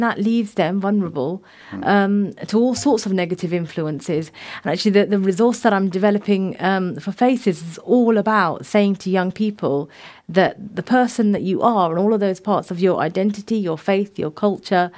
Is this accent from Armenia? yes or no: no; the Royal County, South East England, United Kingdom; I was born in the Royal County